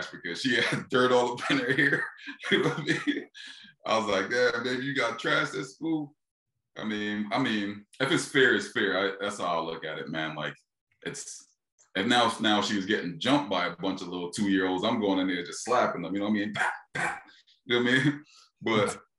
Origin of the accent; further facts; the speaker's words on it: Philadelphia, Pennsylvania, United States; I'm from Philly